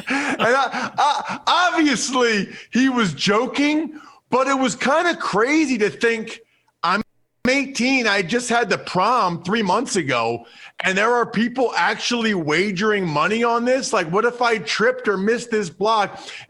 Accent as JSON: {"language": "English", "town": "Reading", "region": "Pennsylvania", "country": "United States", "said": "now remember, I'm from Reading, Pennsylvania."}